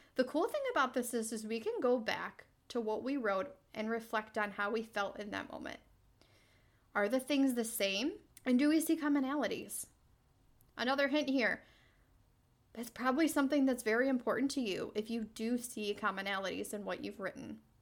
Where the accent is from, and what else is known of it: New York, United States; born or raised there; moved away as an adult